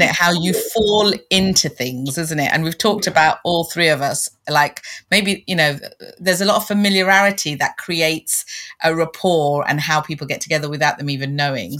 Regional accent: London, United Kingdom; moved away as an adult; also born or lived in Canada; I was born and bred in London as well

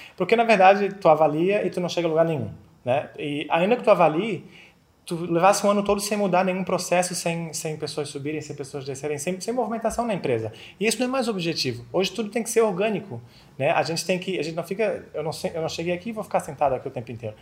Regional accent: Florianópolis, Santa Catarina, Brazil; accent: manezinho; moved away as an adult; now in Spain; sou manezinho aqui de Florianópolis, dá para perceber no sotaque.

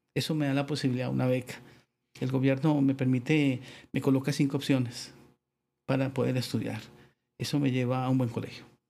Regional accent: Bogotá, Colombia; moved away as an adult; now in San Pedro Sula, Honduras; soy de Bogotá. Básicamente toda mi vida, hablo hasta 20 años, 22 años, eh, viví allí

